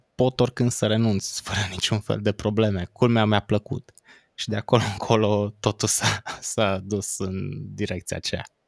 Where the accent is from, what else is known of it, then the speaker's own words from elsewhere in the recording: Cluj-Napoca, Cluj County, Romania; Cluj-Napoca, de unde sunt eu